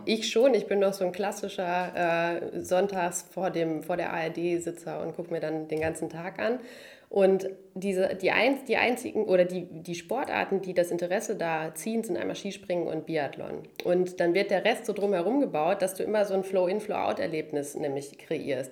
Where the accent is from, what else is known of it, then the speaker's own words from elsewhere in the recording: Münster, North Rhine-Westphalia, Germany; ich komme aus Hiltrup ursprünglich